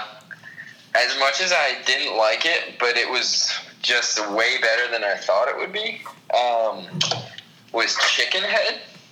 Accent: Pennsylvania, United States; now in Boston's North Shore, United States; when I grew up in Pennsylvania

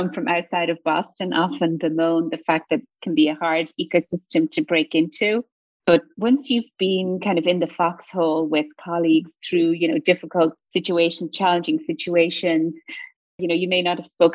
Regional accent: Ireland; accent: Irish lilt; moved away as an adult; now in United States; I'm sure your listeners can hear the Irish lilt in my accent. I'm originally from Ireland

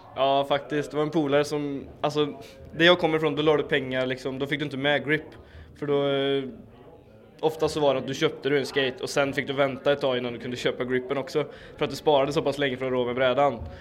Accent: Karlstad, Värmland, Sweden; now in Skoghall, Sweden; jag kommer från Karlstad, fast eh, jag bor på Skoghall.

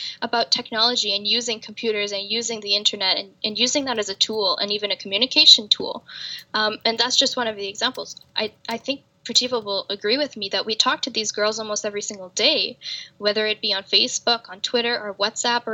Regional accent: Canada; I'm a Canadian woman

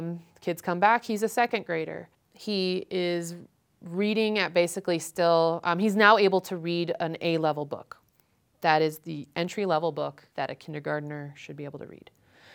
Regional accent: Ohio, United States; I don't know how to speak Spanish. I've never heard Spanish in my life. And I came from Ohio.

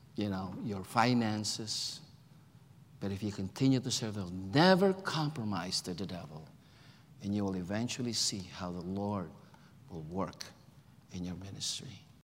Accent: Philippines; moved away as an adult; now in United States; I'm a Filipino, born in the Philippines, grew up in the Philippines

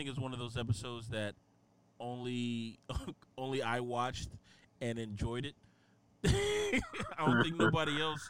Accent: Boston, Massachusetts, United States; accent: Boston; My Boston fucking accent. I'm really from Boston, you guys.

